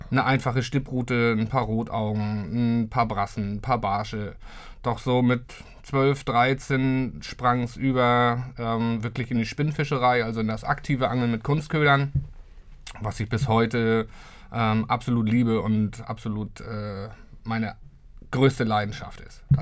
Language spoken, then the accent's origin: German; Lübeck, Schleswig-Holstein, Germany; Ich bin gebürtiger Lübecker, richtig. Bin auch in Lübeck aufgewachsen. Ähm, ja, für mich eine Stadt, die ich eigentlich niemals verlassen wollte.